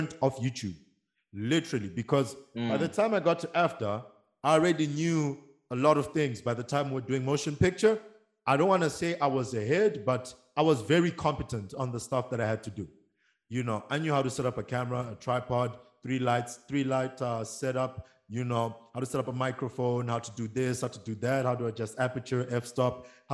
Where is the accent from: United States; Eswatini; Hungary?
Eswatini; I'm based in Mbawane, Eswatini